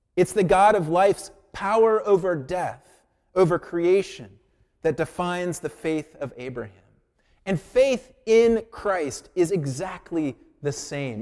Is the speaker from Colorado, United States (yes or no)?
yes; Colorado Springs, Colorado, United States; moved away; I grew up in Colorado Springs